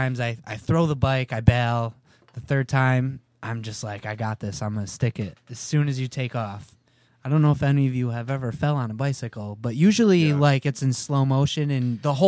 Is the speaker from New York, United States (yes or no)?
yes; Syracuse, New York, United States; Syracuse, New York.